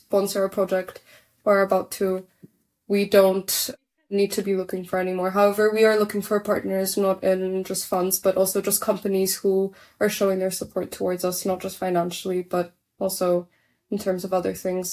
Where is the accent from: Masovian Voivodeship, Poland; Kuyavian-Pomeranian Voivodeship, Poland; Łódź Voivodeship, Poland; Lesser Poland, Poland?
Masovian Voivodeship, Poland; Warsaw; we are from Warsaw